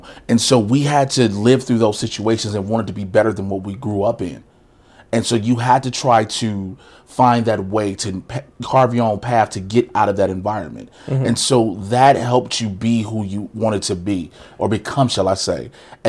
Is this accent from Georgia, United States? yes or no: no; Chicago, Illinois, United States; Born and raised in Chicago.